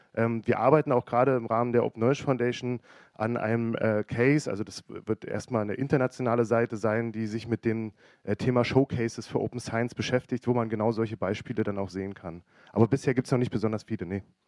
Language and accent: German; Berlin, Germany; now in Hamburg, Germany; ich bin eigentlich Berliner